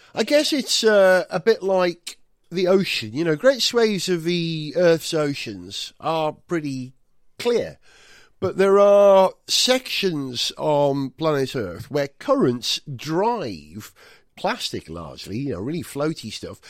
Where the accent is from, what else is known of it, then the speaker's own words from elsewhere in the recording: Wales, United Kingdom; first language Welsh; English is a second language; moved away; I'm, I'm born and bred in Wales, but I haven't lived there since nineteen eighty-one.